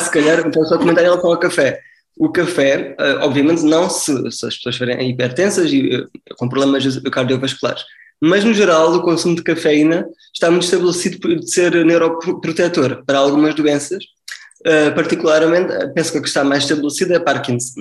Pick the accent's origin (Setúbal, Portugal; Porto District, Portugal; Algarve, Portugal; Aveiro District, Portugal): Algarve, Portugal; Faro; also born or lived in Coimbra, Portugal / Lisbon, Portugal / Heidelberg, Germany; Eu sou natural do Algarve, nasci em, Faro